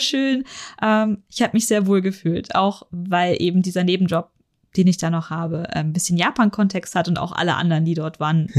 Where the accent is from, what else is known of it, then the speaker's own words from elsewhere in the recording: Germany; also born or lived in Munich; ich als Deutscher